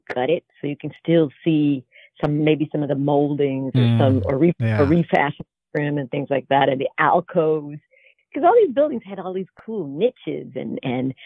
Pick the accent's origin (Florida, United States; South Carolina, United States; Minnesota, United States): South Carolina, United States; Aiken; I grew up in a very, very small town called Aiken, South Carolina